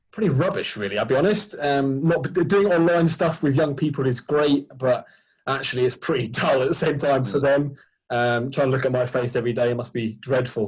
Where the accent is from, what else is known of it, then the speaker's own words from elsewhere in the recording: Sussex, South East England, United Kingdom; I grew up in, when I grew up in Sussex